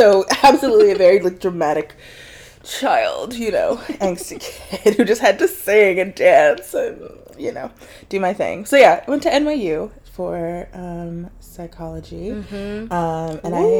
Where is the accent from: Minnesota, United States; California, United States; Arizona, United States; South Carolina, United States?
South Carolina, United States; Rock Hill; also born or lived in Baltimore, Maryland; I grew up in a lot of places in the U.S., but I was born in Baltimore, Maryland. And I lived there till I was like 8. And then I moved to South Carolina, Rock Hill, South Carolina, more specifically.